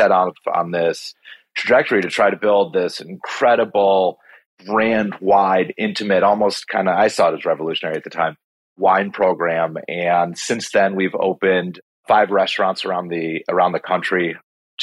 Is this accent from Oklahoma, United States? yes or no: no; Chicago, Illinois, United States; born and raised in Chicago